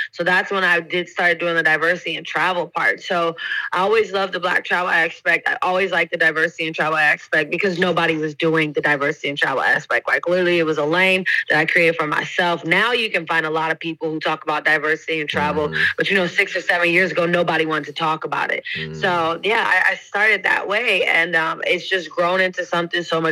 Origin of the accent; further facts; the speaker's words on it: Oakland, California, United States; moved away as an adult; also born or lived in North Carolina; now in London, United Kingdom; I grew up in Oakland, California, born and raised there. Left when I was 18 to go to school in North Carolina